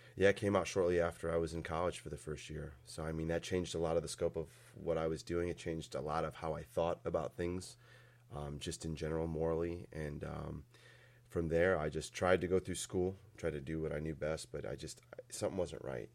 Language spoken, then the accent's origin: English; Valparaiso, Indiana, United States; also born or lived in Chesterton, Indiana; when I was probably three years old, we moved out here to Valpo, or out to Valpo and stayed there